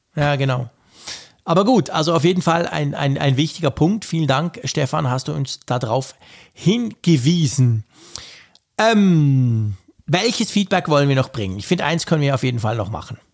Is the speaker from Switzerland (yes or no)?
yes; Switzerland; bei uns in der Schweiz